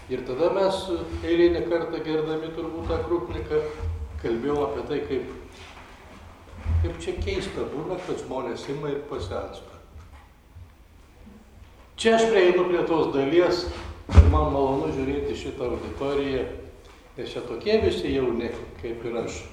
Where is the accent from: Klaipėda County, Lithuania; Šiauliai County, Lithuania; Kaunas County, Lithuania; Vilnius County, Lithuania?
Klaipėda County, Lithuania; Klaipėda; nes aš esu klaipėdiškis.